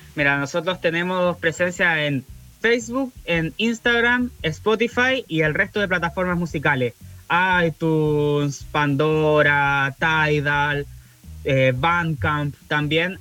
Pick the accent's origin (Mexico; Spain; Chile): Chile; Valdivia, Los Ríos; somos de Valdivia